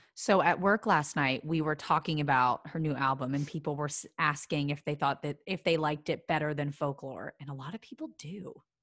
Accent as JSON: {"language": "English", "town": "Philadelphia", "region": "Pennsylvania", "country": "United States", "moved": "yes", "said": "I'm from Philadelphia, and for some reason there we say florists, not florists, so I get really self-conscious saying it."}